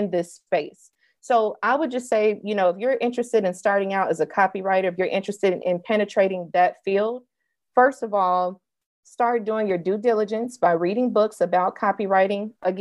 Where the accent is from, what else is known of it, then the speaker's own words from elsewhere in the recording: Mississippi, United States; When I was 5 years old, I'm from Mississippi.